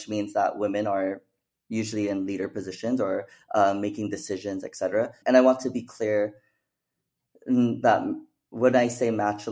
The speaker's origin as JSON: {"language": "English", "town": "Phoenix", "region": "Arizona", "country": "United States", "tie": "born or raised there", "also_born_or_lived": "Mesa, Arizona / Oregon", "moved": "yes", "said": "I was actually born and raised in Phoenix, Arizona"}